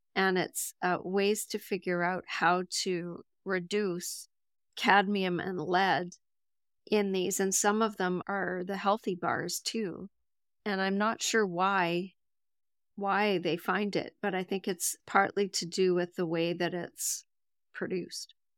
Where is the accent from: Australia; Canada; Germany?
Canada; I'm from Canada